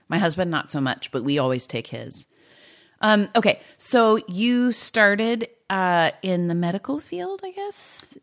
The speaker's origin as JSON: {"language": "English", "region": "California", "country": "United States", "said": "I'm just a Californian"}